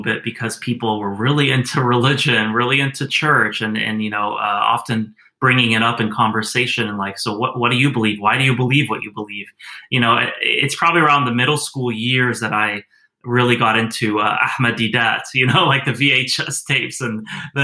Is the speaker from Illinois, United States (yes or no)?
no; Knoxville, Tennessee, United States; also born or lived in Houston, Texas / New Mexico / Pennsylvania; since the second grade, I grew up in East Tennessee, near the Smoky Mountains in Knoxville, Tennessee.